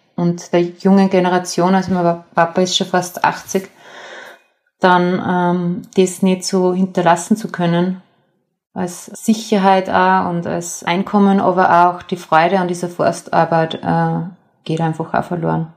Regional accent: Mühlviertel, Upper Austria, Austria; moved away as an adult; now in Vienna, Austria; Ich bin äh, im Müllviertel aufgewachsen und wohne aber schon seit äh, 14, 15 Jahren äh, in Wien

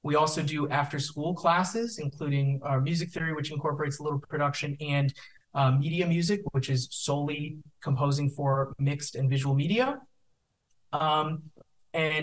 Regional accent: Santa Monica, California, United States; I grew up in Santa Monica at Santa Monica High School

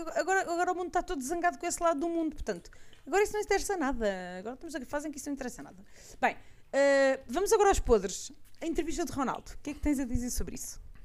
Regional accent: Portugal; eu sou muito portuguesa

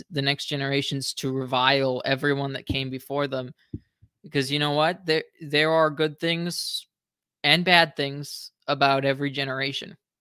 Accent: United States; being an American

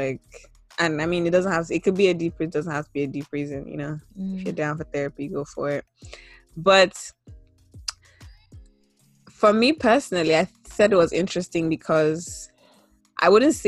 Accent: Nigeria; And a lot of my identity is very, very, very Nigerian centered.

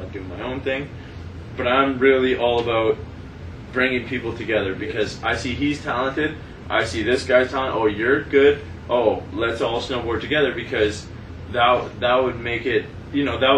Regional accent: Sudbury, Ontario, Canada; We moved from, like, the South End of Sudbury to the Valley

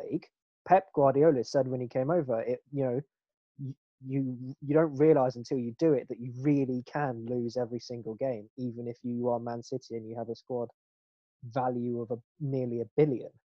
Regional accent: England, United Kingdom; we are English

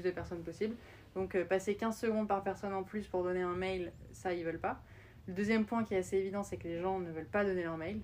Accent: France; moved away as an adult; also born or lived in Austin, Texas, United States / New York, United States; j'ai collège, lycée jusqu'à mon bac en France

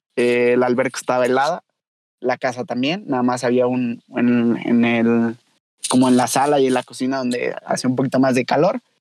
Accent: León, Guanajuato, Mexico; como buen leonés

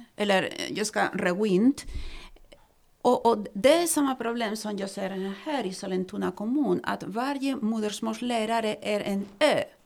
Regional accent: Spain; Swedish is a second language; now in Sweden; kommer från Spanien och har bott här i Sverige i 21 år

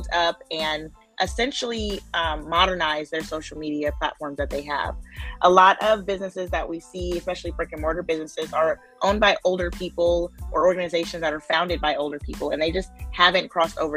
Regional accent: Oakland, California, United States; I grew up in Oakland, where, you know, the founding of the Black Panthers

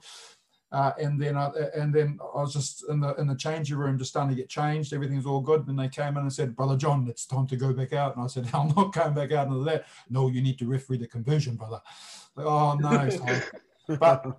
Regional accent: Japan; now in New Zealand; I was born and raised in Japan.

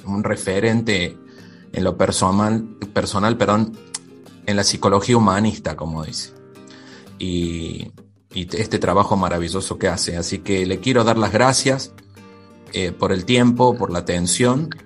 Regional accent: Córdoba, Argentina; also born or lived in Mendoza; Yo soy de Córdoba, pero viví mucho tiempo en Mendoza.

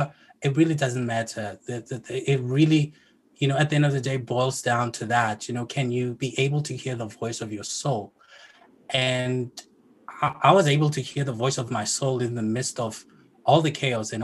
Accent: South Africa; I'm from South Africa

